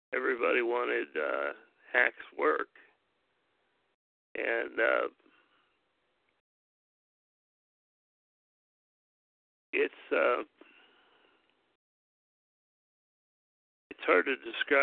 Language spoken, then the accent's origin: English; Parkersburg, West Virginia, United States; moved away as an adult; also born or lived in Sandusky, Ohio; I grew up in West Virginia